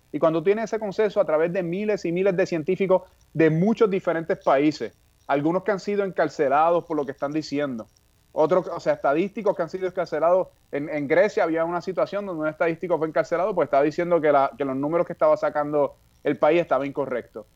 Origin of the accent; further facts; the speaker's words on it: Puerto Rico; moved away as an adult; also born or lived in California; cuando yo estudiaba en Puerto Rico en la escuela secundaria